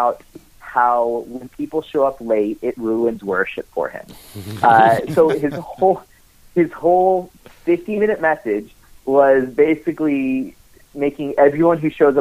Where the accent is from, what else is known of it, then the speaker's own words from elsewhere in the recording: United States; as an American